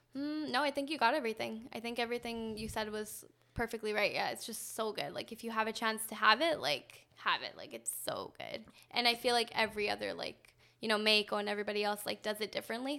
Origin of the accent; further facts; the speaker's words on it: Canada; growing up in Canada